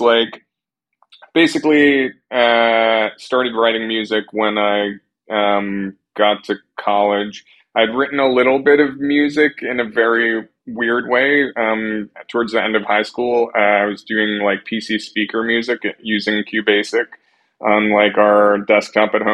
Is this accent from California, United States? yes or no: no; Long Island, New York, United States; I grew up on Long Island, about an hour outside of the city